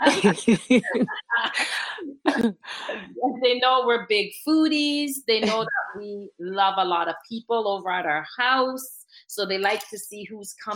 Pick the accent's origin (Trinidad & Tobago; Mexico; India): Trinidad & Tobago; now in Canada; I'm from Trinidad